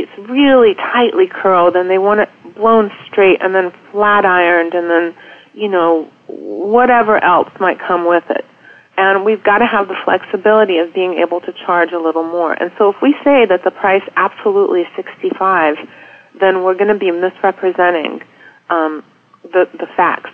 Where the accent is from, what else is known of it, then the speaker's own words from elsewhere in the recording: Charlotte, North Carolina, United States; now in Washington, D.C. area, United States; I grew up in Charlotte in the 70s